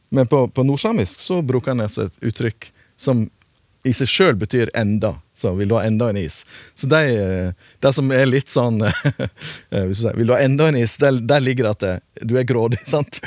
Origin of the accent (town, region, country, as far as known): Western Norway, Norway